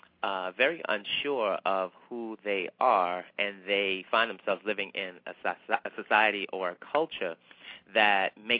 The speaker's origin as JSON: {"language": "English", "region": "the South", "country": "United States", "tie": "born or raised there", "moved": "yes", "lives_now": "New York City, United States", "said": "I grew up in the South."}